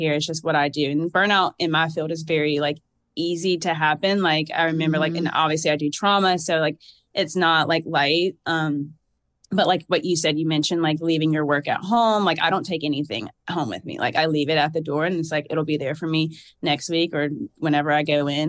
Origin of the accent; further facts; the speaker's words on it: Georgia, United States; accent: southern drawl; also born or lived in New Jersey / Alabama; I was born in New Jersey, but I basically have lived in Georgia my whole life